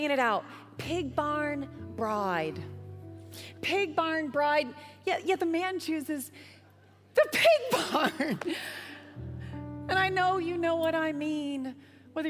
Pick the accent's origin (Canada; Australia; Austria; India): Canada; accent: Canadian; me with my Canadian accent